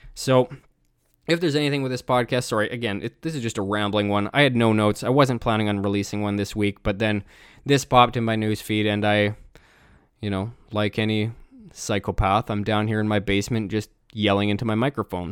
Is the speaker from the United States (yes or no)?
no; Canada; I'm Canadian